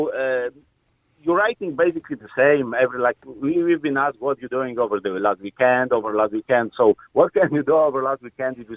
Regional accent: Poland; English is a second language; Uh, I'm originally from Poland. You know, so I had English for some time, but you know it's completely different uh, way of uh, lear- learning or teaching

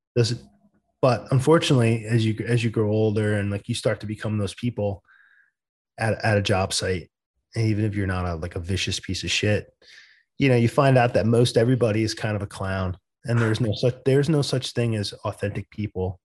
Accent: East Coast, United States; I'm from the East Coast

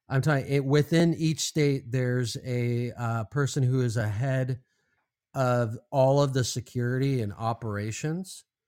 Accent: California, United States; now in Arizona, United States; growing up in California

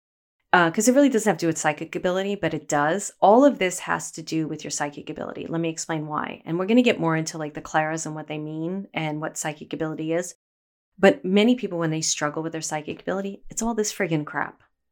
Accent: Brooklyn, New York, United States; I grew up in Bay Ridge, Brooklyn, a very small type of area in Brooklyn that was very, we all knew each other.

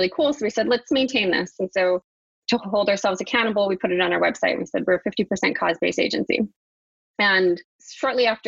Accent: New Mexico, United States; also born or lived in New York; now in Vancouver, Canada; I'm originally from New Mexico. That's where all my family is.

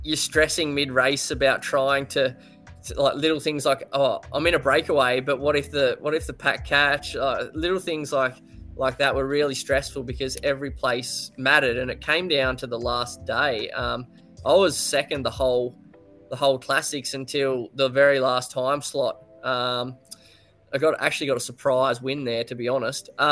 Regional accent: Australia; being an Aussie

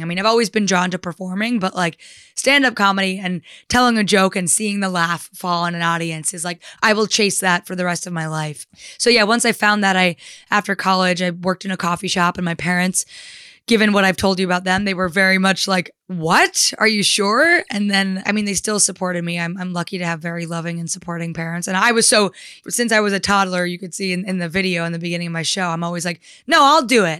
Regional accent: New Jersey, United States; I'm from New Jersey. I grew up in a town forty-five minutes outside of New York.

